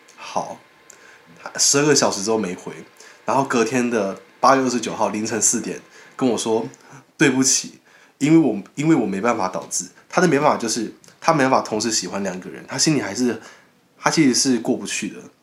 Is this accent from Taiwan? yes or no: yes; Taiwan; 我是台湾人嘛，我们台湾人